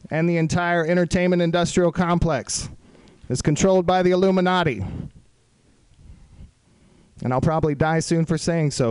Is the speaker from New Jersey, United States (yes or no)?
no; Austin, Texas, United States; I was in Austin, Texas, my hometown, for a little while